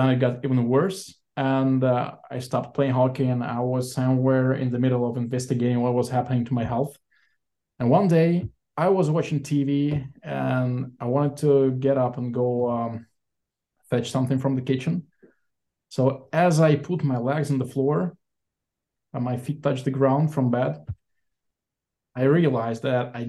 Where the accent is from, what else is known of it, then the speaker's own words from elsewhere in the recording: Saint Petersburg, Russia; moved away as an adult; also born or lived in Sweden; now in Israel; Born and raised in St. Petersburg, Russia, back in 1988.